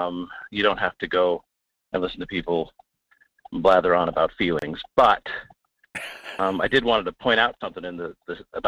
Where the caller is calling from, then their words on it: Fairbanks, Alaska, United States; from Fairbanks.